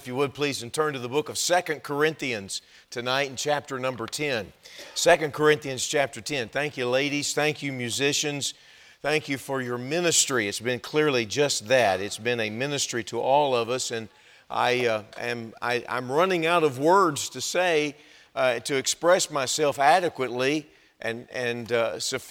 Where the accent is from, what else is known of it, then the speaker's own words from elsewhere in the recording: Texas, United States; now in Wisconsin, United States; I think you can tell that I'm not from Wisconsin. And I've got, this is the way it comes out when you grow up in Texas.